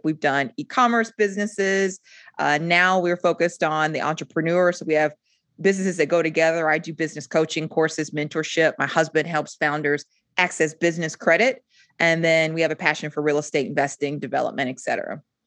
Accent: Rock Hill, South Carolina, United States; moved away as an adult; also born or lived in Germany; now in Charlotte, United States; I'm originally from Rock Hill, South Carolina. I reside in Charlotte now

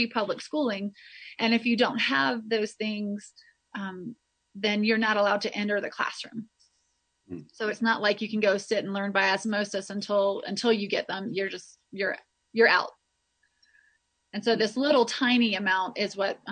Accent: North Carolina, United States; moved away as an adult; also born or lived in Sewanee, Tennessee / Spartanburg, South Carolina; now in Quito, Ecuador; I am originally from North Carolina

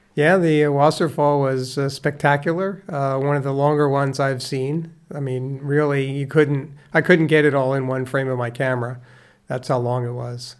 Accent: Conshohocken, Pennsylvania, United States; also born or lived in Dresher, Pennsylvania; I was born and raised in the small town of Conshohocken, Pennsylvania

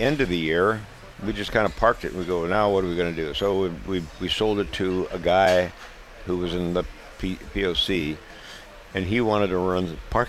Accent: Minnesota, United States; We're from Minnesota.

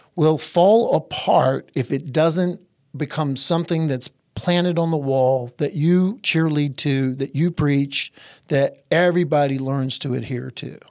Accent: Eastern North Carolina, United States; I'm from Eastern North Carolina, where we make the best barbecue on the face of the earth.

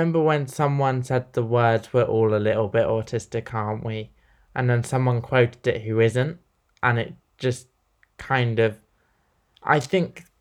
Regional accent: Dorset, South West England, United Kingdom; I'm from Dorset

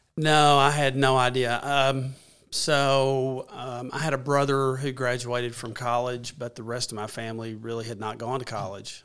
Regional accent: Paragould, Arkansas, United States; I, I born and raised in Pearlwood, Arkansas

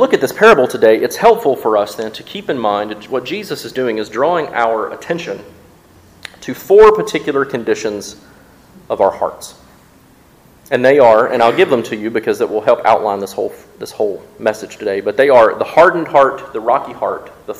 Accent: Mississippi, United States; also born or lived in West Tennessee; now in Jackson, Tennessee, United States; I grew up in Mississippi.

